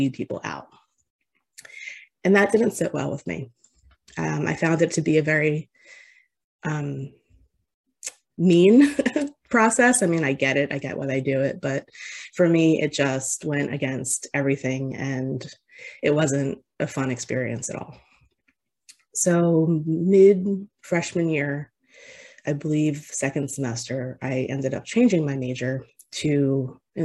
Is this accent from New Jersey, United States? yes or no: yes; near Atlantic City, New Jersey, United States; I grew up in New Jersey in a town very close to Atlantic City